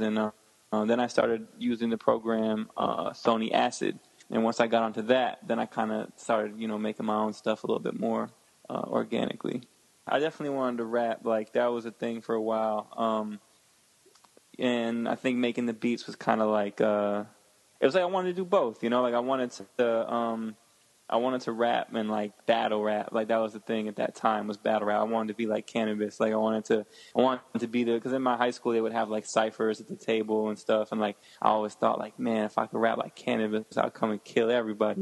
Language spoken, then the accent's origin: English; Connecticut and Westchester, United States; originally I'm from uh, Connecticut, and oh, I grew up in like Connecticut and Westchester, which is like outside of New York.